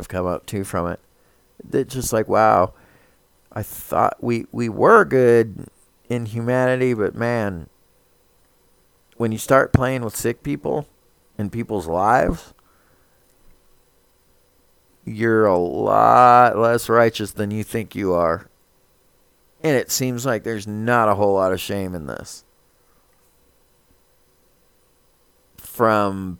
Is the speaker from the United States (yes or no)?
yes; United States; as an American